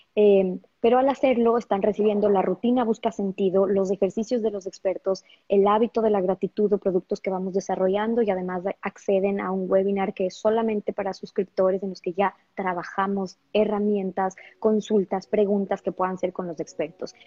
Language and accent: Spanish; Ecuador; yo soy ecuatoriana